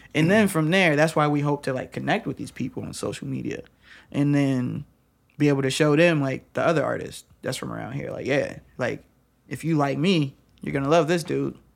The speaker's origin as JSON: {"language": "English", "town": "Lansing", "region": "Michigan", "country": "United States", "tie": "born or raised there", "moved": "yes", "lives_now": "West Virginia, United States", "said": "since I am from Lansing"}